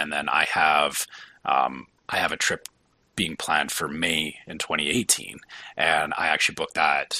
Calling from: Canada; I'm flying from Canada, so I plan as far out ahead as I possibly can.

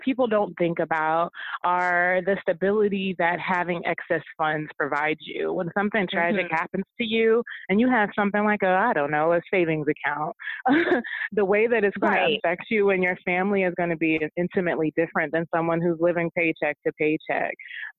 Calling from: Houston, Texas, United States; I'm in Houston right now, actually

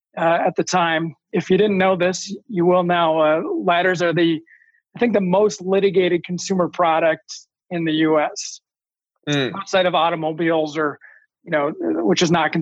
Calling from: Eden Prairie, Minnesota, United States; I'm in Eden Prairie, Minnesota today at our office, actually, because it has a better Wi-Fi signal

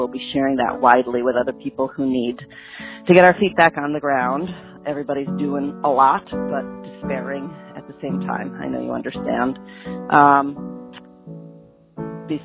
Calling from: Northampton, Massachusetts, United States; I'm calling from Northampton, Mass., progressive oasis here.

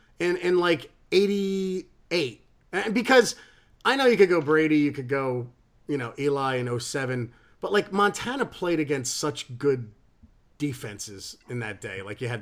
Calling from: England, United Kingdom; I'm ringing in from England.

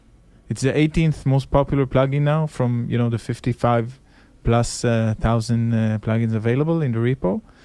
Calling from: Tel Aviv, Tel Aviv District, Israel; I'm calling from Israel, Tel Aviv.

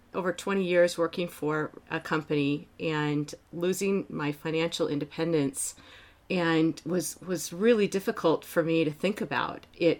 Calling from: Sun Valley, Idaho, United States; Well, I'm calling in from Sun Valley, Idaho, but I actually live in Seattle, Washington

